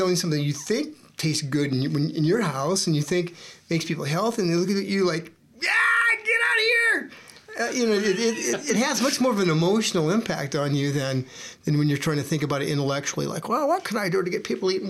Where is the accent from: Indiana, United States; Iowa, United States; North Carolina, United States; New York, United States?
Iowa, United States; I grew up in Iowa